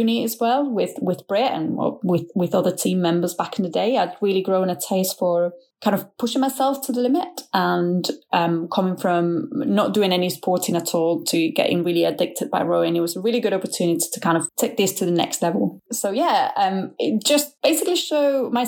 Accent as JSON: {"language": "English", "country": "Spain", "also_born_or_lived": "Leeds, United Kingdom", "moved": "as an adult", "lives_now": "United Kingdom", "said": "I am from Spain, but I have been in the UK for over 10 years now"}